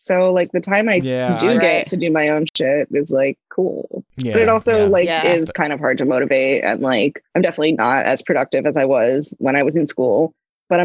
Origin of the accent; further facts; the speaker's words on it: New England, United States; I grew up doing a fair amount of sailing because I grew up in New England